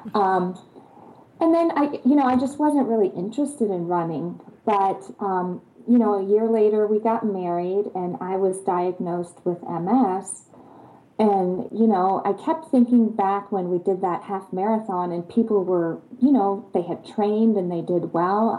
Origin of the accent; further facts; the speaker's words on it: Germany; am from Germany